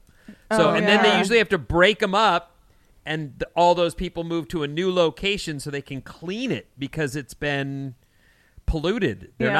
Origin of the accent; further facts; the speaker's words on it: California, United States; I also am from California.